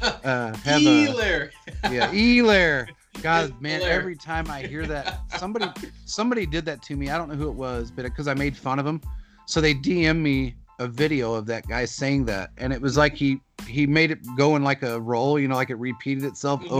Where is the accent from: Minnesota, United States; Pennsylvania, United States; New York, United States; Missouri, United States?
Missouri, United States; Kansas City; moved away; I grew up in Kansas City. I lived there my entire life. Up until 7 years ago, I grew up in the Northeast area, North End, Northeast area, 17 years of it